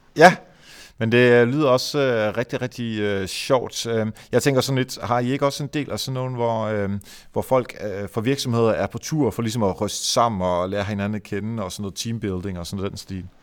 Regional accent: Varde, Southern Denmark, Denmark; Jeg kommer selv fra Varde, Esbjerg-området

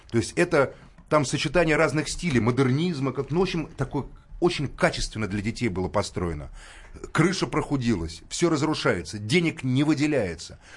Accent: Moscow, Russia; мы, мы как москвичи вас понимаем. Это У нас всю Москву разломали вот ради...

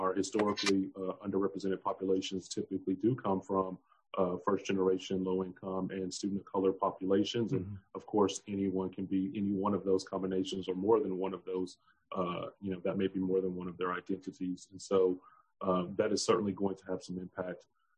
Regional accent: Midwest, United States; growing up in the Midwest and eventually making my way Southwest to now being Southeast.

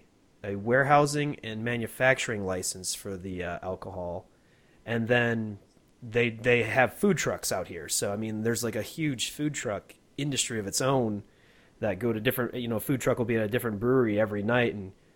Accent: Michigan, United States; now in Colorado, United States; I grew up in Michigan.

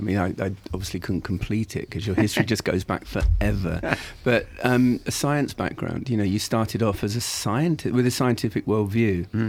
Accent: Romford, East of England, United Kingdom; I grew up in Romford in Essex, a brand new built council estate in the 1950s, 1960s.

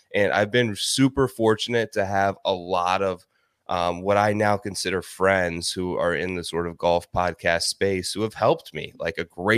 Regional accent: Ohio, United States; Yeah, sure. So I'm originally from Ohio, actually.

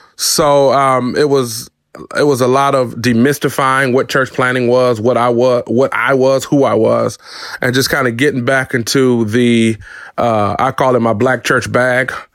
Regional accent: Detroit, Michigan, United States; I was born and raised in Detroit, Michigan

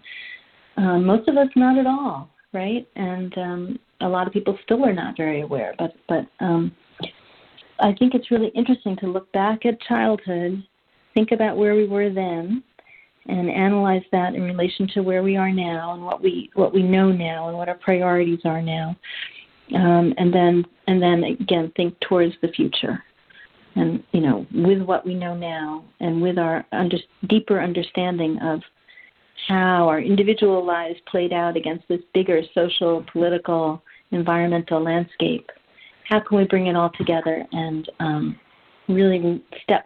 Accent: New York City, New York, United States; I grew up in Manhattan, New York

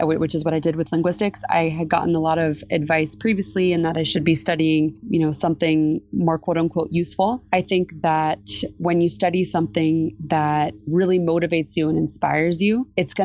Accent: United States; moved away as an adult; now in Mexico City, Mexico; as an American

